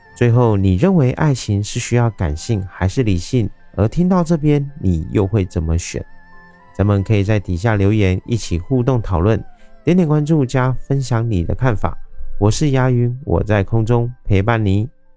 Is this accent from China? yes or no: no; Taiwan; 我是一位来自台湾喜欢旅行与热爱交朋友的